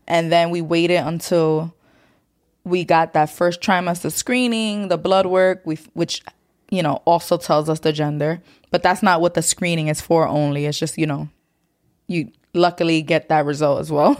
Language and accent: English; New York City, New York, United States; growing up in New York City